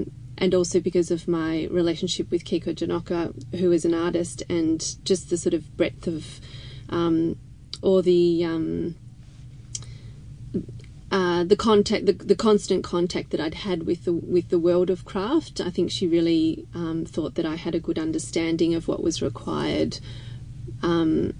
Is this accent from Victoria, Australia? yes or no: yes; Melbourne, Victoria, Australia; I was born and raised in Melbourne